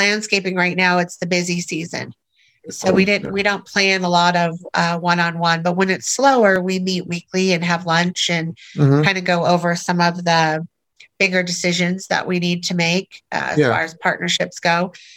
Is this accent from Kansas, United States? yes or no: no; Orange County, California, United States; moved away as an adult; also born or lived in Minnesota / Texas / Seattle; Born and raised in Orange County, California